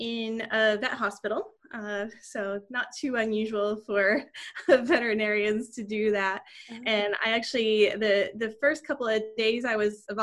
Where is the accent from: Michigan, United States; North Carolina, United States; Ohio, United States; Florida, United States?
North Carolina, United States; Raleigh; moved away as an adult; also born or lived in Connecticut; now in Richmond, United States; I grew up in the Raleigh, North Carolina area, and I actually went to undergrad and vet school in the same community where I grew up